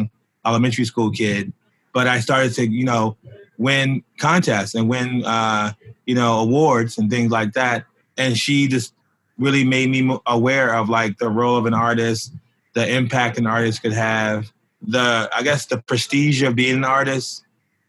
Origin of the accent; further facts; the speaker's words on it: Baltimore, Maryland, United States; moved away as an adult; now in New York, United States; when I was in elementary school in Baltimore, which is my hometown